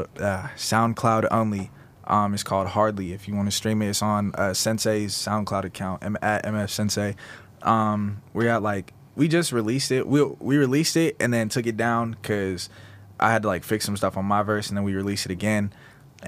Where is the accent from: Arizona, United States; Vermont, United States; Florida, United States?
Arizona, United States; also born or lived in Stockton, California; I'm from Stockton, California, but like pretty much raised out here. Mm-hmm. So like from Arizona, basically.